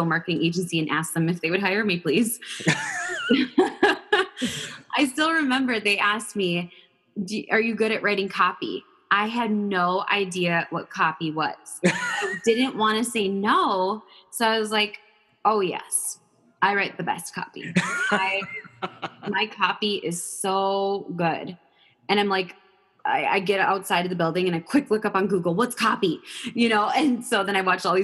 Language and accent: English; Minnesota, United States; I was born and raised in Minnesota